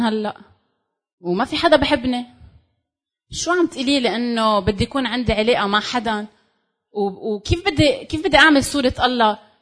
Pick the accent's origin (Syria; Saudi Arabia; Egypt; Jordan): Syria; انا سوري